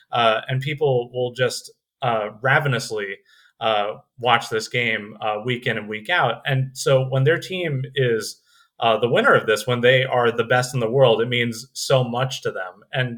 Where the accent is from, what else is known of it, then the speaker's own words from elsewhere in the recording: United States; I grew up in the United States